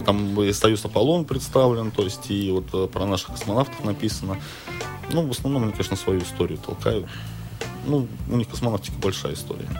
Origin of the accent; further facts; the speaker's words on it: Russia; мы из России